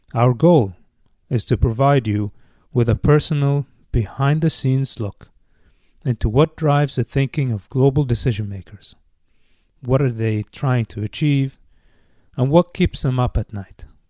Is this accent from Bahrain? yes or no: yes; Bahrain; moved away as an adult; now in United States; As a kid growing up in Bahrain